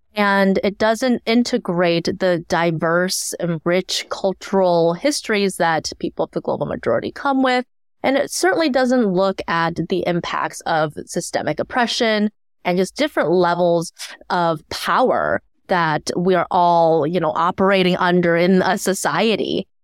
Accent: Ann Arbor, Michigan, United States; also born or lived in Shanghai, China; I grew up in Ann Arbor, Michigan

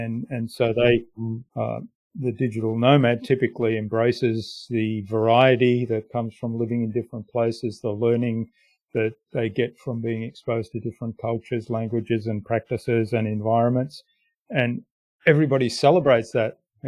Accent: Germany; now in Australia; I mean, I'm a migrant from Germany to Australia.

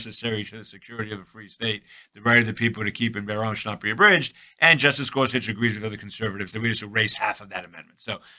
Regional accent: Long Island, New York, United States; I grew up in Long Island. I grew up in a fairly affluent community with a very good public school system.

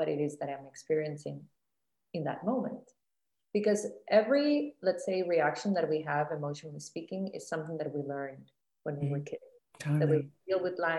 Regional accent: Costa Rica; moved away as an adult; also born or lived in Miami / New York; I grew up in Costa Rica

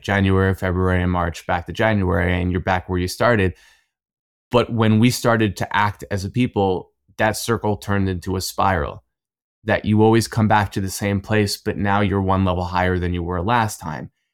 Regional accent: Cherry Hill, New Jersey, United States; moved away as an adult; also born or lived in Israel; I grew up in New Jersey, in Cherry Hill

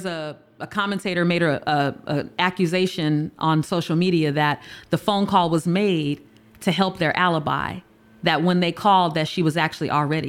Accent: United States; Like, I'm an American. And a lot of times we have that.

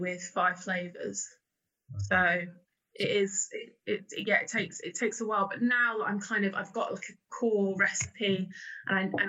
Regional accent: Bedford, East of England, United Kingdom; I'm from Bedford originally

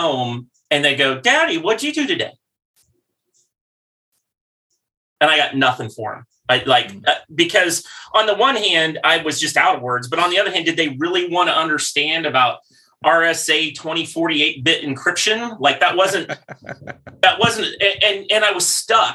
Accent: Midwest, United States; I grew up in the Midwest

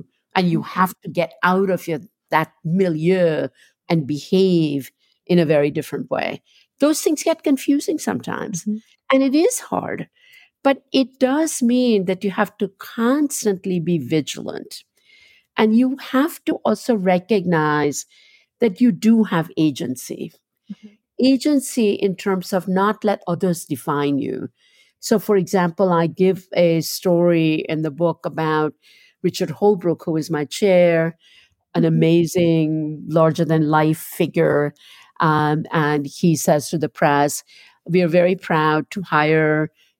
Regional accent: Ahmedabad, Gujarat, India; moved away as an adult; now in New York, United States; sometimes I'm just a girl from Ahmedabad who lives in New York. And sometimes I'm a New Yorker mm-hmm. who actually is from Gujarat.

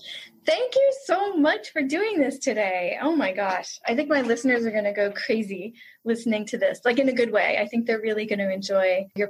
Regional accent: New York, United States; also born or lived in Brooklyn; now in Pennsylvania, United States; I was born in Brooklyn, and then my family moved to Long Island when I was 3. And then we moved to Pennsylvania when I was 8. So my formative years were in New York

